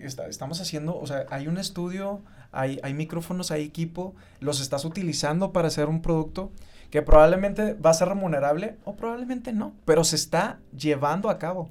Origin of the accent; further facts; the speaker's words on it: Mexico; me identifica como un mexicano mestizo